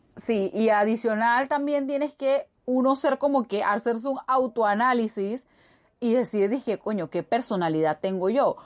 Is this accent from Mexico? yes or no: no; Panama; yo soy de acá de Panamá